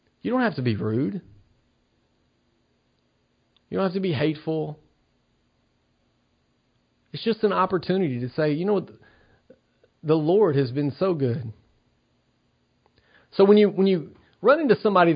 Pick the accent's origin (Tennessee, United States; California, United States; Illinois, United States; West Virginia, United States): Tennessee, United States; Cornersville; now in Knoxville, United States; I'm from Cornersville, Tennessee. I now live in Knoxville, Tennessee